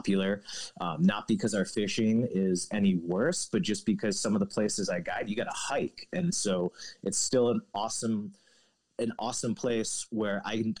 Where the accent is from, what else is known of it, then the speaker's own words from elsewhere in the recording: District of Columbia, United States; moved away as an adult; also born or lived in Montana / Seattle, Washington; now in New Mexico, United States; growing up outside of DC